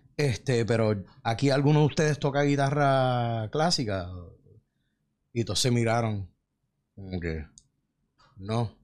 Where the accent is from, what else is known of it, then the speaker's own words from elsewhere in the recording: Puerto Rico; moved away as an adult; me fui de Puerto Rico